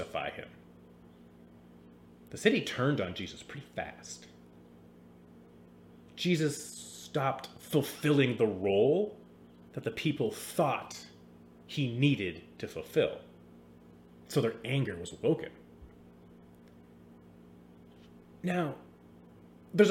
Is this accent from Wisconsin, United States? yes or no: no; Seattle, Washington, United States; I grew up in the Seattle area in the 90s.